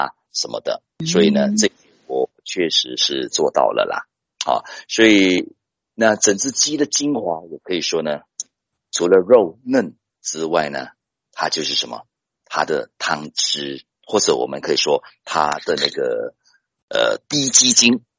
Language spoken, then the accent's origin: Chinese; Taiwan; 因为大家都知道，我们台湾人大家都很熟悉，健康很重要